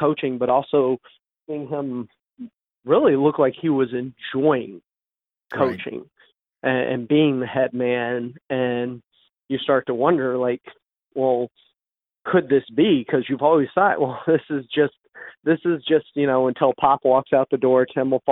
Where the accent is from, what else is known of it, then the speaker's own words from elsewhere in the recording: Houston, Texas, United States; I'm from Houston